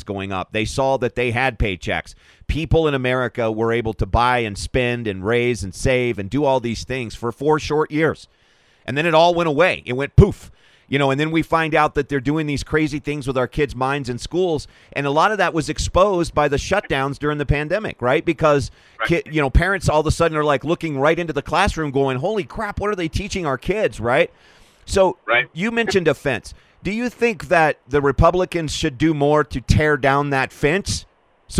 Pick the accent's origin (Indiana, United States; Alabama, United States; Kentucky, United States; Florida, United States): Kentucky, United States; moved away as an adult; also born or lived in Louisville / Colorado; now in Denver, United States; once a Kentucky boy, always a Kentucky boy. So I pay very close attention to what's happening in my home state